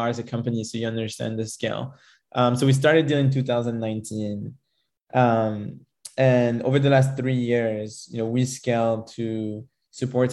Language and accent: English; Paris, Île-de-France, France; moved away; also born or lived in Israel / United States / United Kingdom / Spain; I'm originally from France. I grew up in Paris and then kind of moved all around the globe